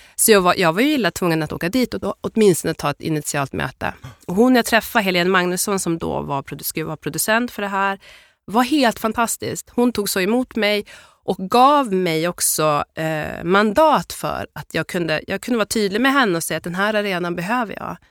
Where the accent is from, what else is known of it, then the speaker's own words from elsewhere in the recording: Byske, Västerbotten County, Sweden; also born or lived in Addis Ababa, Ethiopia; Jag är uppvuxen i ett, ett ställe som heter Byske som ligger mellan Skellefteå och Pite i Västerbotten.